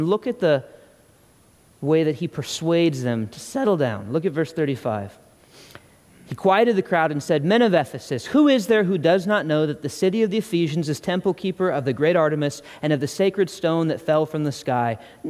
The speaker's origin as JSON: {"language": "English", "country": "Ireland", "said": "I'm not just angry because I'm Irish."}